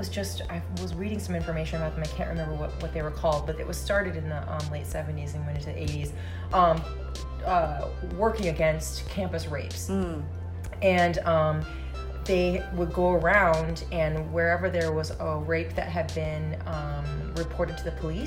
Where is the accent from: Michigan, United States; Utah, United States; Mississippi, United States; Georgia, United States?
Michigan, United States; Ypsilanti; I grew up outside of Detroit in the Ypsilanti Ann Arbor area